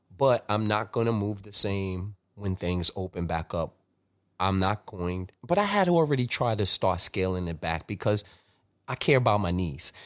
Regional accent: New York City, New York, United States; I grew up in Flatbush, Brooklyn

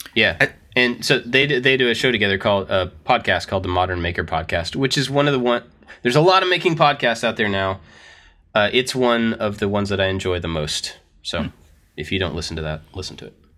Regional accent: United States; we are also American. All three of us are American

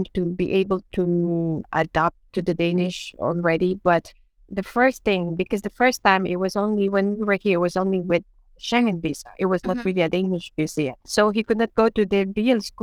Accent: Philippines; first language Ilocano; English is a second language; moved away as an adult; now in Denmark

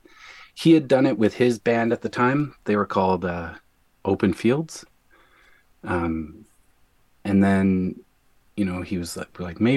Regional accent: Newfoundland and Labrador, Canada; moved away as an adult; now in Winnipeg, Canada; I am from Newfoundland. I moved here in 2001

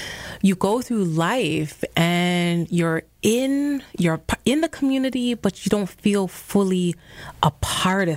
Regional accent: New York City, New York, United States; also born or lived in Jamaica; my family is Jamaican and I was born in Jamaica. My family came to this country when I was two and I grew up in the Bronx

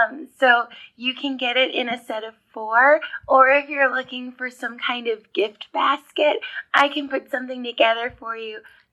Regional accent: Manhattan, Illinois, United States; I'm from Manhattan, Illinois.

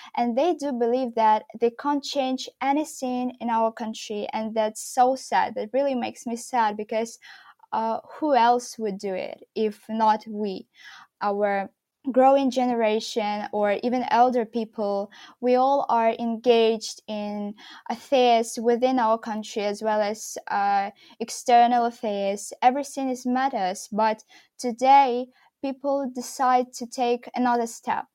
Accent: Mykolaiv, Mykolaiv Oblast, Ukraine; moved away as an adult; also born or lived in Kyiv, Ukraine; from Mykolaiv, my hometown where I was living with my father

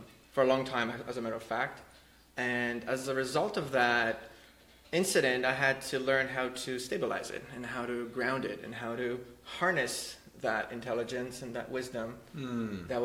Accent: Poland; I was born in Poland

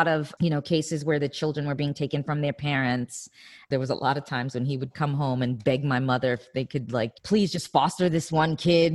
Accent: New York City, New York, United States; also born or lived in Australia; now in Los Angeles, United States; I grew up in Spanish Harlem

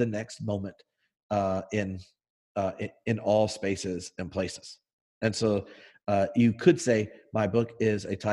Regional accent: the South, United States; we grew up in the South

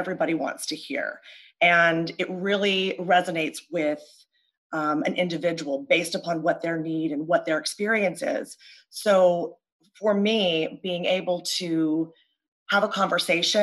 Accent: California, United States; moved away as an adult; now in Pennsylvania, United States; I am from California, and currently, you know, for the past 19 years, I live on the East Coast in Pennsylvania

